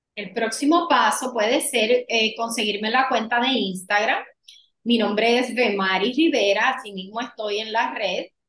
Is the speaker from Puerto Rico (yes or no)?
yes; San Juan, Puerto Rico; moved away as an adult; now in Orlando, United States; Nací en San Juan, Puerto Rico, pero hace tres años eh, llegué aquí a Orlando, Florida.